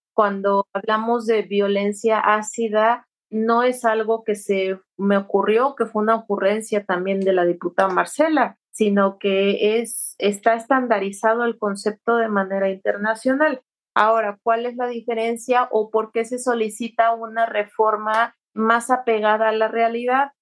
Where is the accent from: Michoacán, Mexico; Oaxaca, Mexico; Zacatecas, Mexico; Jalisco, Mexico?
Oaxaca, Mexico; Santo Domingo Tonalá; yo soy del estado de Oaxaca, justamente de un pueblo muy, chiquito que se llama Santo Domingo Tonalá